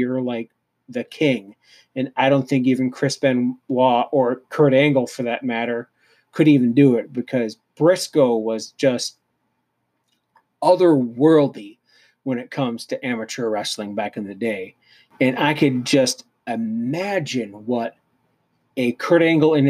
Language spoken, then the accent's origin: English; Canada; I'm Canadian